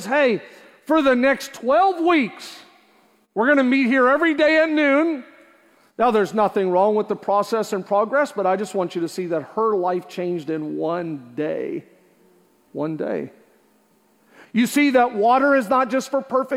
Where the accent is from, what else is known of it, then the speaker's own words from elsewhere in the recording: Canada; also born or lived in Juniper, New Brunswick / Zealand, New Brunswick / Montreal; not only am I born and raised in Canada, but a lot of my early years, my dad lived in small areas, places like Zeeland and Juniper, 500 people, 700 people. As I got older, we took a church in Montreal